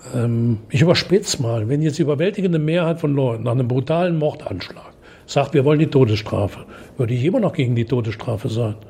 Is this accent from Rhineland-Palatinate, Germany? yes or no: no; German-Belgian-Dutch border area, North Rhine-Westphalia, Germany; Wenn du bei uns spazieren gehst, weißt du nicht, ob du in Deutschland, Belgien oder Holland bist